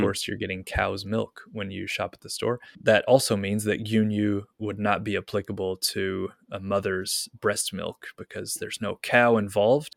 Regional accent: Kentucky, United States; now in Japan; I'm from Kentucky

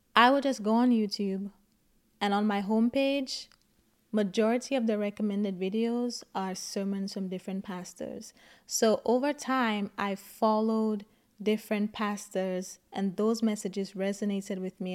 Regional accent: St. Lucia; I grew up in Saint Lucia.

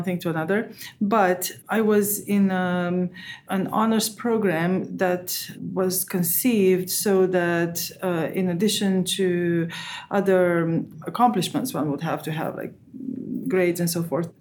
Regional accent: Romania; moved away as an adult; now in United States; I was born and raised in Romania, and I came to the United States as an undergraduate student

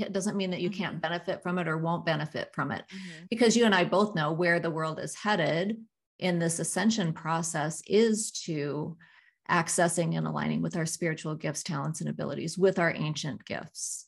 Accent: South Dakota, United States; growing up in South Dakota

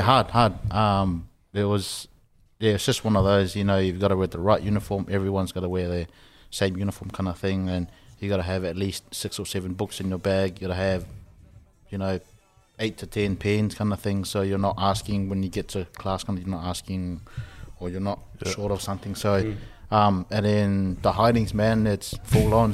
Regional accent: Samoa; moved away; growing up in Samoa was um, all my aunties and uncles were, were all pretty close.

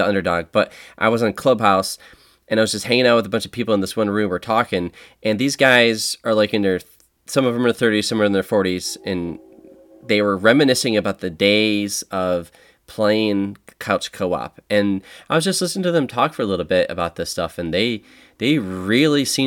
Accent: Buffalo, New York, United States; We're from Buffalo

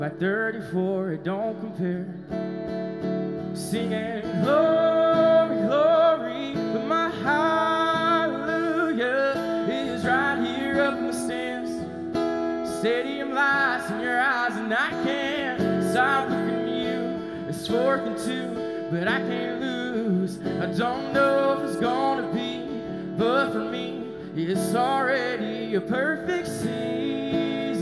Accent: Toccoa, Georgia, United States; I'm from Toccoa. Georgia

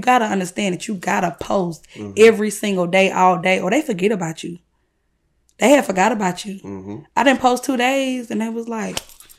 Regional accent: United States; So it was great growing up in Jonesboro.

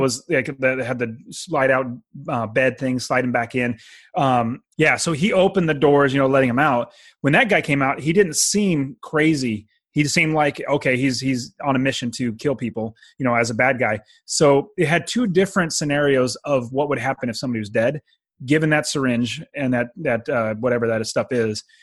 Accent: Fresno, California, United States; I'm from Fresno

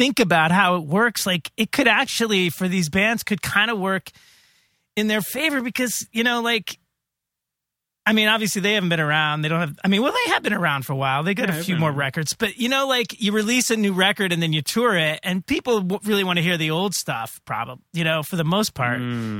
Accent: Indiana, United States; born there; Oh, so, you know, I was born in Indiana.

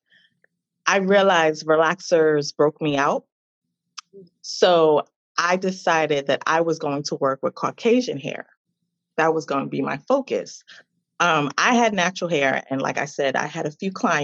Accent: New York City, New York, United States; now in Philadelphia, United States; I'm from New York City. I'm from Staten Island, and I reside now in Philadelphia

